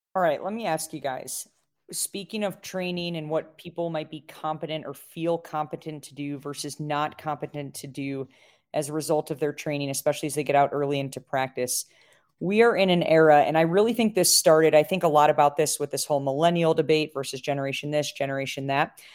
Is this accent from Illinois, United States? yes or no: yes; Chicago, Illinois, United States; now in Colorado, United States; my hometown, Chicago